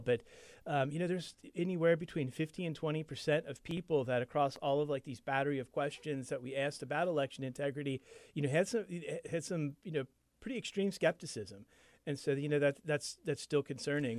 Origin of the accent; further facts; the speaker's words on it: Kentucky, United States; moved away; I grew up in Kentucky